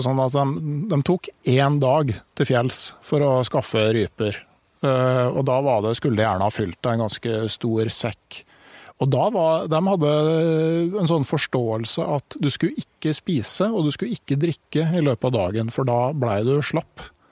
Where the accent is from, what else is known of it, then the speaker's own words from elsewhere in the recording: Gausdal, Innlandet, Norway; der jeg kommer fra, i Gausdal